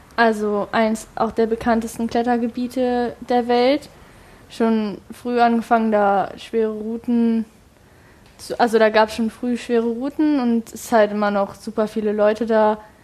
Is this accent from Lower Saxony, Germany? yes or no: yes; Hildesheim, Lower Saxony, Germany; now in Hanover, Germany; bei uns in Hildesheim